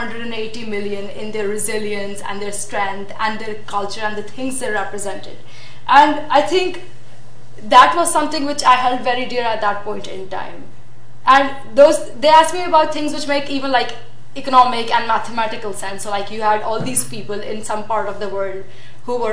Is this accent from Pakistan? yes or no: yes; Pakistan; I'm from Pakistan